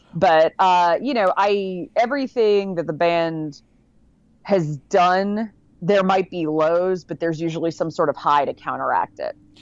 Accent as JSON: {"language": "English", "region": "Connecticut", "country": "United States", "tie": "born or raised there", "said": "I grew up in Connecticut"}